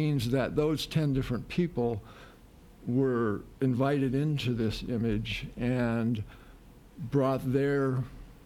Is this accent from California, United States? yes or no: yes; Chula Vista, California, United States; moved away as an adult; also born or lived in Los Angeles, California / France / New York; I was born and raised there, lived there until I was 19.